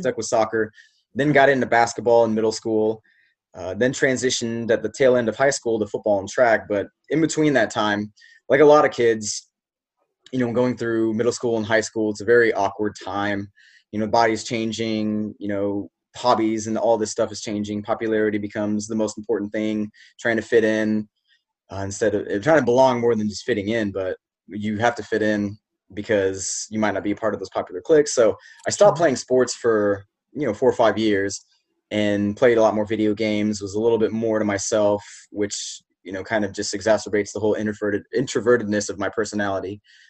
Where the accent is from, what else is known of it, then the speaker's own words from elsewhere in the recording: Shawnee, Kansas, United States; So I grew up in Kansas, in Shawnee, Kansas.